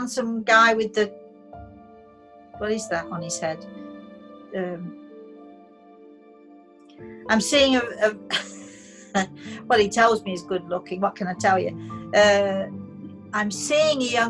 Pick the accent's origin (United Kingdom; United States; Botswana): United Kingdom; I'm British